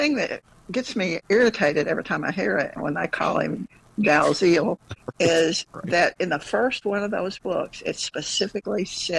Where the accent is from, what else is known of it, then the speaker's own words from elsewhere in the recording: Kentucky, United States; I'm from Kentucky, and maybe I may pronounce it differently than somebody else from another part of the country would